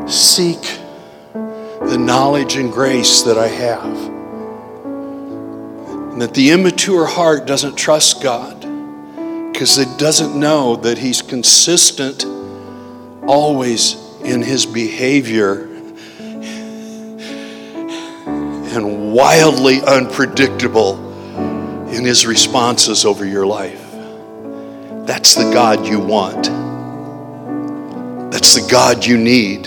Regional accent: Janesville, Iowa, United States; I'm the kid from Janesville, Iowa

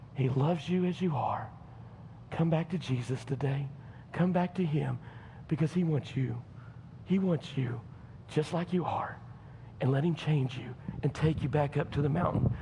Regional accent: United States; I'm American

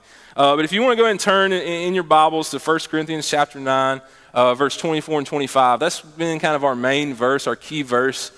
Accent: Meridian, Mississippi, United States; moved away as an adult; also born or lived in Laurel, Mississippi / Sandersville, Mississippi; when I was in second grade, I moved to Meridian, and lived there all throughout high school

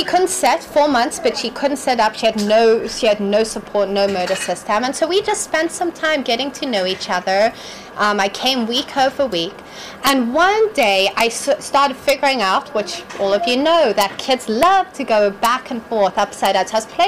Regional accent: Malawi; I grew up in Malawi.

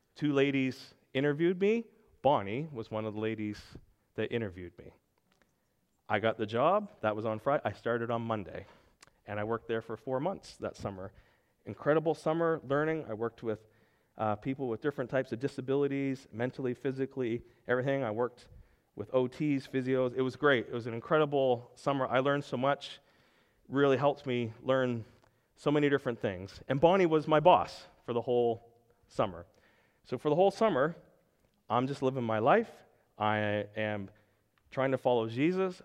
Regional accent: Pugwash, Nova Scotia, Canada; moved away; my hometown of Pugwash, Nova Scotia.

